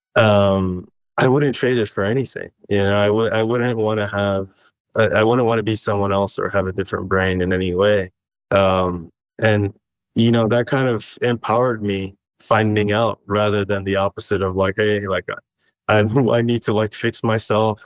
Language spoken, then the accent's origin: English; Istanbul, Turkey; moved away; I was born in Istanbul, Turkey